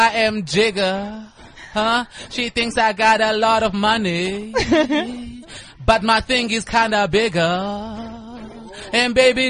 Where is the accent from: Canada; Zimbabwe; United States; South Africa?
South Africa; Port Elizabeth, Eastern Cape; I'm from PE.